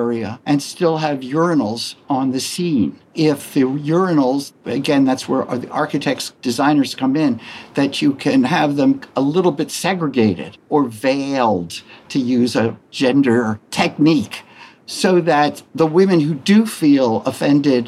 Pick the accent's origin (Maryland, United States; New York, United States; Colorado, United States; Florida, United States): Maryland, United States; I grew up in Maryland, which is a quasi-Southern space